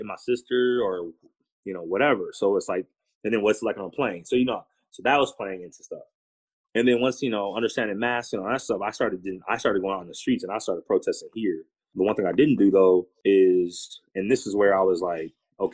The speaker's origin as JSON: {"language": "English", "town": "Minneapolis", "region": "Minnesota", "country": "United States", "tie": "born or raised there", "also_born_or_lived": "Portland", "moved": "yes", "said": "I'm from Minneapolis"}